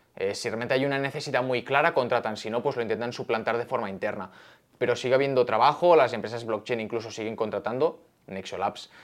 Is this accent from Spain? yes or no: yes; Barcelona, Catalonia, Spain; moved away as an adult; now in Madrid, Spain; soy de Barcelona, como bien ha dicho, de toda la vida. Ahora vivo aquí